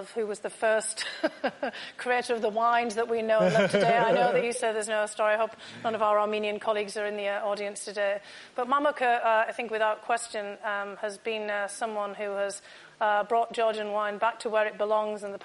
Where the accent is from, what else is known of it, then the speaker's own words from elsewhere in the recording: United Kingdom; Growing up in the United Kingdom, I actually grew up with lots of stories of Queen Tamara